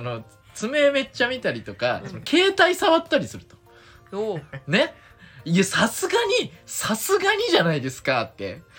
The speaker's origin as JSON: {"language": "Japanese", "region": "Saga", "country": "Japan", "tie": "born or raised there", "said": "僕がね、佐賀出身"}